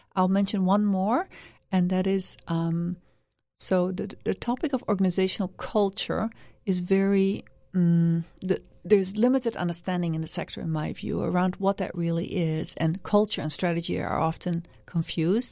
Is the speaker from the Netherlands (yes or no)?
yes; Netherlands; moved away; also born or lived in Washington, D.C., United States / Vietnam / Cambodia; I'm originally from the Netherlands